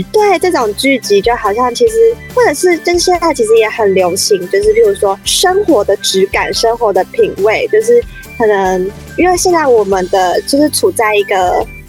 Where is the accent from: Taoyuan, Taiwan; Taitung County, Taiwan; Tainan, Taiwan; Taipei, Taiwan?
Taipei, Taiwan; 因为我真的是很处在这样的台北人